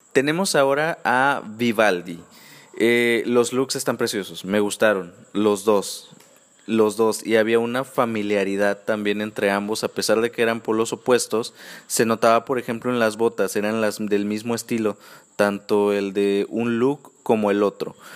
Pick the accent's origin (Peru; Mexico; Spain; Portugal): Mexico; yo que soy mexicano